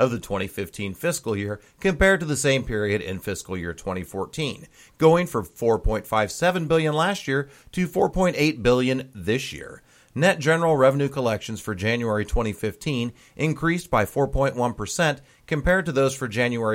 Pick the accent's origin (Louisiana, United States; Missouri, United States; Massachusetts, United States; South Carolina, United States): Missouri, United States; Independence; here in Independence. My hometown